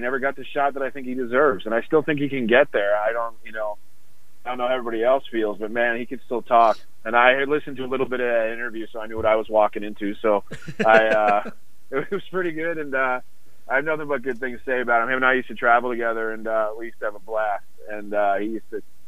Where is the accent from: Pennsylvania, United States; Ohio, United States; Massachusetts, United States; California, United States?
Pennsylvania, United States; Philadelphia; moved away; it's in Philadelphia, where I'm from